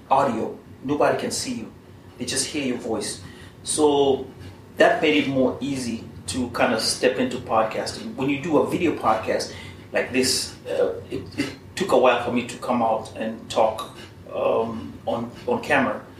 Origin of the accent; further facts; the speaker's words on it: Kenya; it's the same except that it offers you more than my home country, that is Kenya.